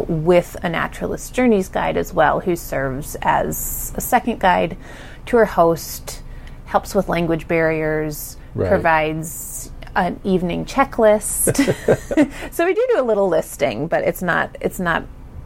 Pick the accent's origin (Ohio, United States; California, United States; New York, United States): Ohio, United States; I'm from Ohio